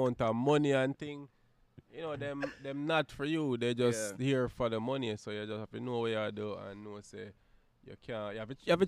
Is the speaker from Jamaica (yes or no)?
yes; Jamaica; we're from Jamaica